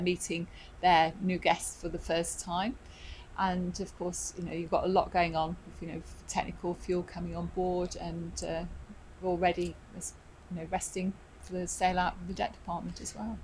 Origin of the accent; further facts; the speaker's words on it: Midlands, United Kingdom; moved away as an adult; I'm from the Midlands, so of course, you know, you don't really have that much involvement with the sea